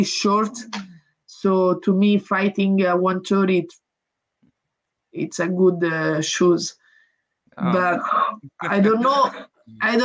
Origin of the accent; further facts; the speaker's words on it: Italy; English is a second language; I come from Italy, which is a small country